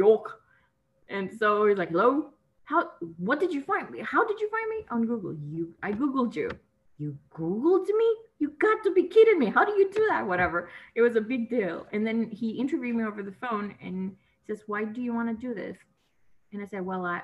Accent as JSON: {"language": "English", "country": "Nicaragua", "first_language": "Spanish", "second_language": "English", "moved": "as an adult", "lives_now": "Los Angeles, United States", "said": "I'm from Nicaragua, Central America, and I moved here to Los Angeles because my mom lives here"}